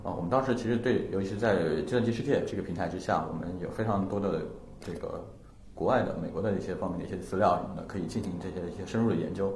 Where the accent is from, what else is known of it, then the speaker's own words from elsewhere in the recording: Changsha, Hunan, China; moved away; 因为我是一直在长沙长大的，我爸妈嗯。也现在还生活在长沙